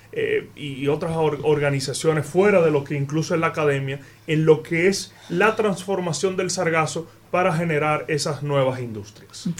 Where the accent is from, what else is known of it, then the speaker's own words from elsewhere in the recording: Dominican Republic; como dominicano